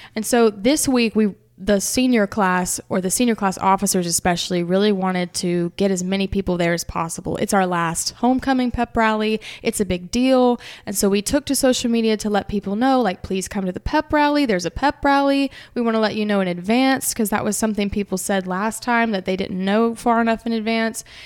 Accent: Hernando, Mississippi, United States; surrounded by my hometown that came out

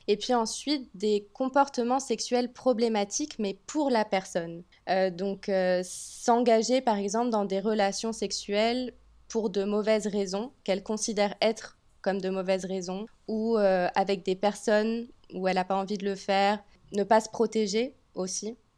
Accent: France; moved away as an adult; also born or lived in Nice, France; now in Montreal, Canada; je suis française

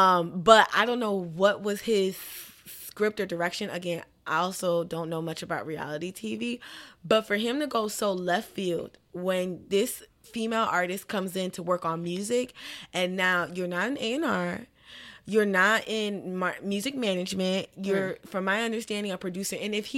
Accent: Miami, Florida, United States; Like, and I'm from Miami, so I definitely watched the show.

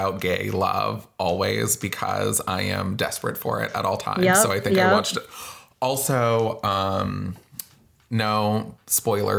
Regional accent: Florida, United States; now in San Francisco, United States; We're from Florida.

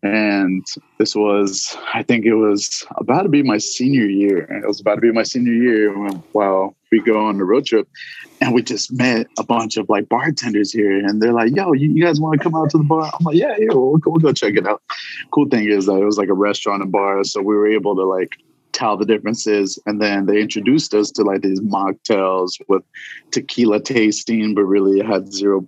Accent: Modesto, California, United States; now in Tulsa, United States; I'm actually from Modesto, California. Just moved out here

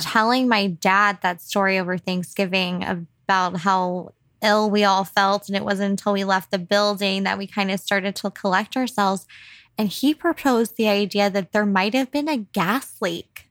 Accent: San Antonio, Texas, United States; my hometown

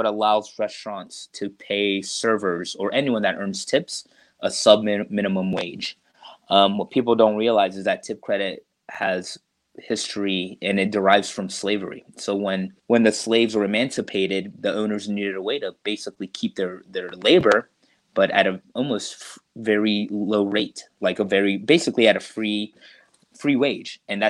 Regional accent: Deep South, United States; that really just kind of comes from my mom and growing up in the Deep South.

